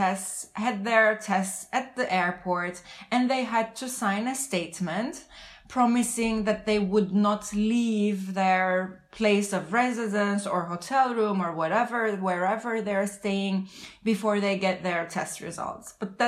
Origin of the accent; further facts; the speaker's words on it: Lisbon, Portugal; from Lisbon.